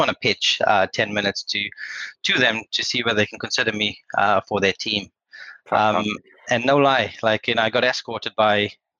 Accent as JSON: {"language": "English", "country": "South Africa", "said": "I'm South African and I was a graduate with no experience around that time. My accent has evolved, by the way, through time, which is good."}